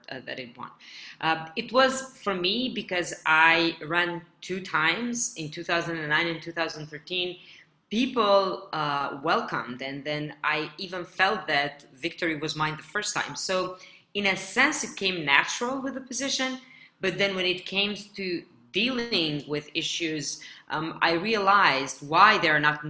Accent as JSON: {"language": "English", "town": "Gjakova", "country": "Kosovo", "tie": "born or raised there", "moved": "yes", "lives_now": "Pristina, Kosovo", "said": "I was offered a candidacy for a mayor of my hometown, Jakova"}